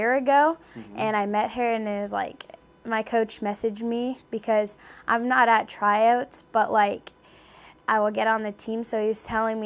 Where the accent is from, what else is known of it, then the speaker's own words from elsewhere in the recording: Canada; I'm also from Canada